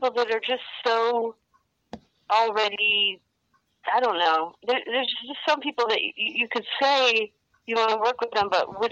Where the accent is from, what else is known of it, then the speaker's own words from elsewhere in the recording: Ithaca, New York, United States; Here at Ithaca, which is about my hometown